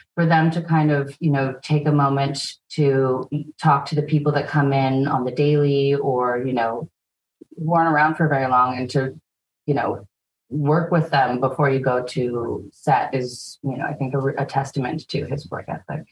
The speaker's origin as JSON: {"language": "English", "town": "Vancouver", "region": "British Columbia", "country": "Canada", "tie": "born or raised there", "also_born_or_lived": "Toronto", "said": "we moved here when I was a kid"}